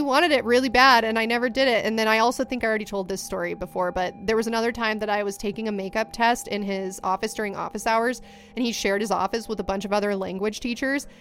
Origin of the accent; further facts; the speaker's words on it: Ventura, California, United States; I was from Ventura area